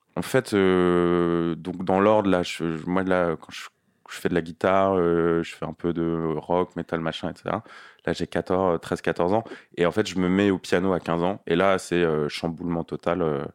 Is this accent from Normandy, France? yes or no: no; Nanterre, Île-de-France, France; also born or lived in Paris; j'ai grandi en banlieue à Nanterre